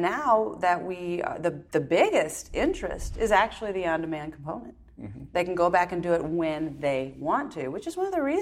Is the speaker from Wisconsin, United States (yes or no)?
yes; Wisconsin, United States; moved away; also born or lived in Texas; we grew up in Wisconsin